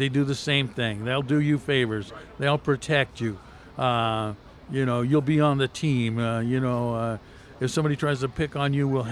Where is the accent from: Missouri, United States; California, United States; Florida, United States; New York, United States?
California, United States; Compton; I grew up in Compton, California.